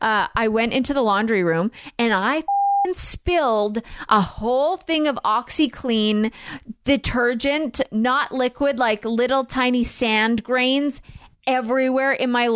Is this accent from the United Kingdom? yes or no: yes; United Kingdom; I am like I'm very British. I'm very, very British.